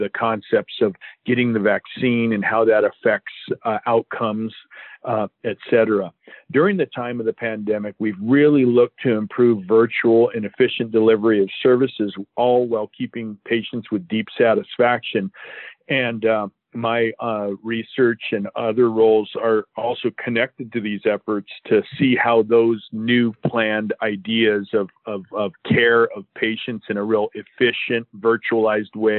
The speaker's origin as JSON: {"language": "English", "region": "Southern California", "country": "United States", "tie": "born or raised there", "said": "I was born and raised in Southern California"}